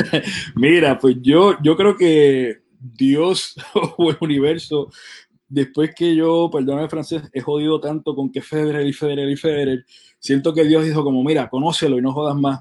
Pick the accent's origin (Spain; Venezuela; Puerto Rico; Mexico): Puerto Rico; nosotros somos de Puerto Rico